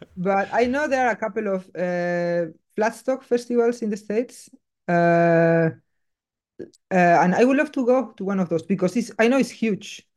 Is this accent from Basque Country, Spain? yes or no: yes; Basque Country, Spain; English is a second language; moved away as an adult; now in Berlin, Germany; me, growing up in Basque Country